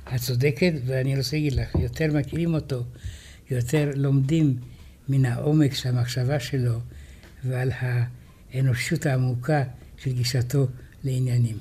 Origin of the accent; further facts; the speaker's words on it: Israel; אנחנו ישראלים